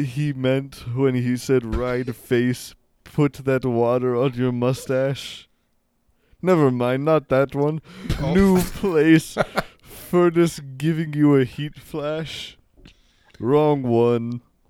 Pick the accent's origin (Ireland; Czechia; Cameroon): Czechia; born there; I'm from the Czech Republic. I was born in the Czech Republic.